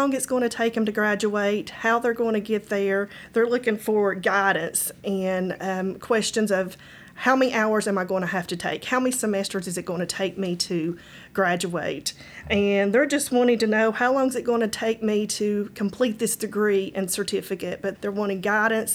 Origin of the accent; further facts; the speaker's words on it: Erwin, Tennessee, United States; I grew up in Irwin